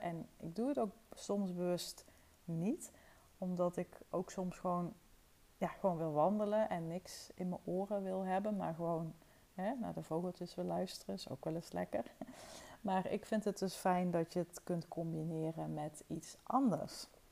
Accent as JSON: {"language": "Dutch", "town": "Wessem", "region": "Limburg", "country": "Netherlands", "tie": "born or raised there", "said": "Ik ben opgegroeid in het dorpje Wessem. Dat is echt een paar kilometer van Toorn vandaan"}